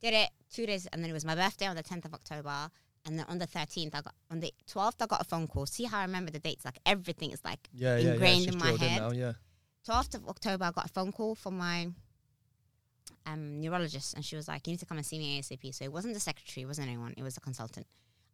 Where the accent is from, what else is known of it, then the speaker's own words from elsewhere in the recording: Abu Dhabi, United Arab Emirates; also born or lived in Harrow / Somaliland; now in London, United Kingdom; I'm born and raised in a hot country, by the way. I'm born and raised in Abu Dhabi. I'm African